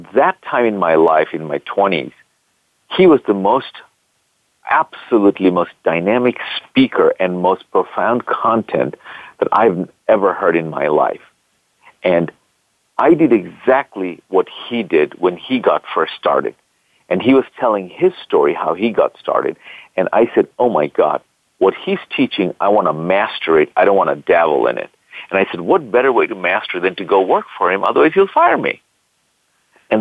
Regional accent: Bangladesh; moved away as an adult; also born or lived in California, United States; now in United States; I'm originally from Bangladesh, and I came to this country back in the 80s to go to school

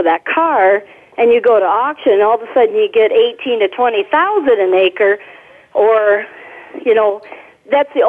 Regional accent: South Dakota, United States; moved away as an adult; also born or lived in southwest Minnesota; now in Minnesota, United States; I grew up in South Dakota, never actually came to Minnesota till I was about 18

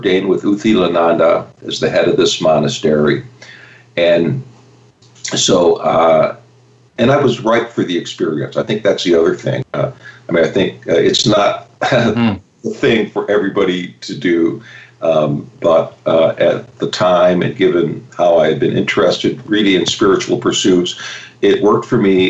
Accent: Chicago, Illinois, United States; I grew up in Chicago

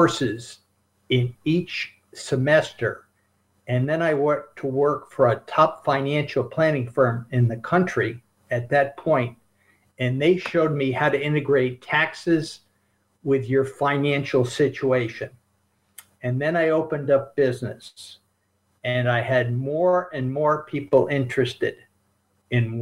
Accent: Albany, New York, United States; I grew up in Albany, New York

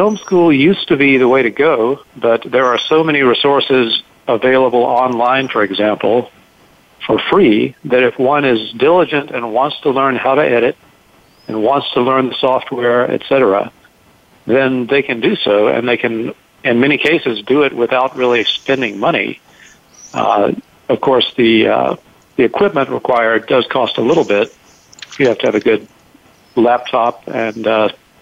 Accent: South Carolina, United States; moved away; I grew up in South Carolina

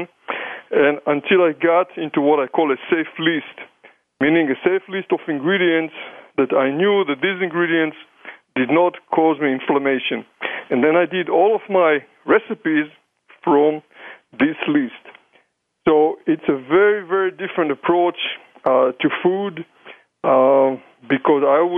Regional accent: Israel; accent: combination of German and English and Hebrew and maybe Yiddish; moved away; I'm coming from Israel, people always wonder, you know, about my accent, where is this funny accent is coming. So it's a combination of German and English and Hebrew and maybe Yiddish

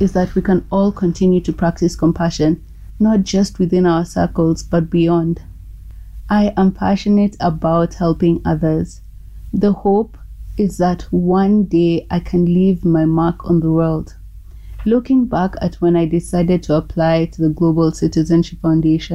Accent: Nairobi, Kenya; I'm from Nairobi, Kenya

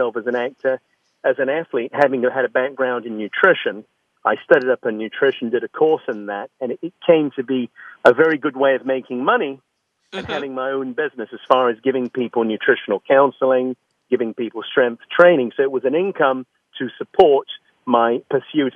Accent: London, United Kingdom; moved away as an adult; now in United States; I was born in London, mm-hmm. and I had a very close family. My mother and father were my best friends, and grew up and went to a very traditional English school

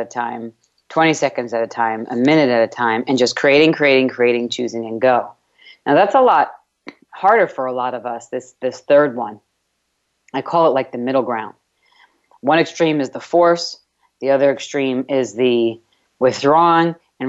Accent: New York, United States; accent: New York; now in Texas, United States; It's kind of hard to say withdraw from my New York accent. I've gotten rid of a lot of my New York accent

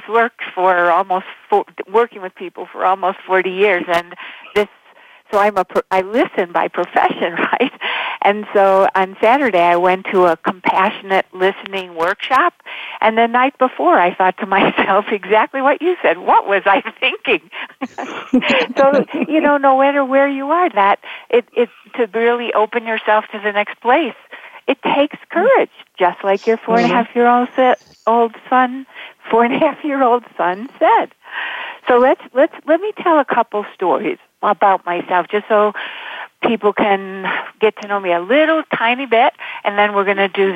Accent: Buffalo, New York, United States; I grew up in Buffalo, and there's a lot of snow in the winter

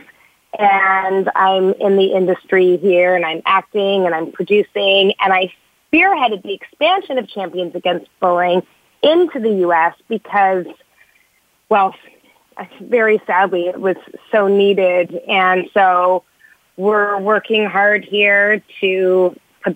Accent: Toronto, Ontario, Canada; now in Los Angeles, United States; I'm from Canada, I was born in Toronto

